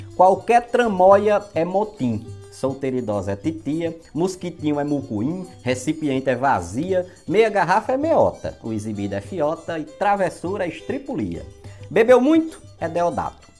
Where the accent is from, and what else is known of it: Northeast Region, Brazil